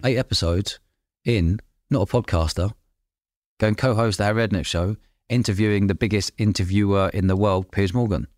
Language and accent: English; London, United Kingdom; I grew up in London living above pubs as a kid.